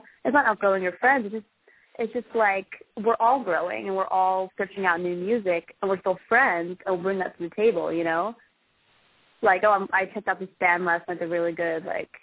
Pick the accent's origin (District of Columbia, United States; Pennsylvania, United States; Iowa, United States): Pennsylvania, United States; Philadelphia; I grew up in Philly, South Philly